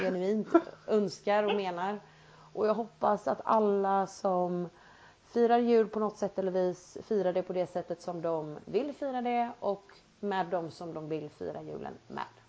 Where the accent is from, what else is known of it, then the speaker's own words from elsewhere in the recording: Sweden; vi är svenskar